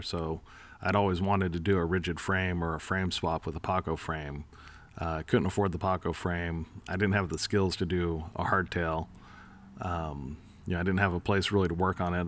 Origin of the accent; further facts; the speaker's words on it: East Bay, San Francisco Bay Area, California, United States; moved away; I grew up in the Bay Area, uh, the East Bay